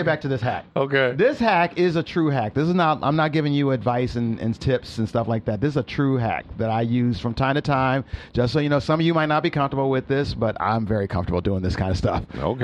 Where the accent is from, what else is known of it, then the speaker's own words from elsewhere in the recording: Peoria, Illinois, United States; moved away; who I was in Peoria growing up